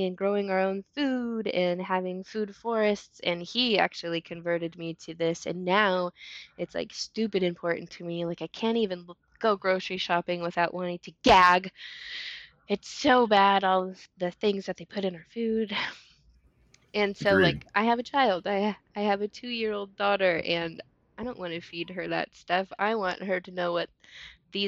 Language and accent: English; California, United States; moved away as an adult; now in Oklahoma, United States; I'm actually from California. Grew up there, spent most of my life there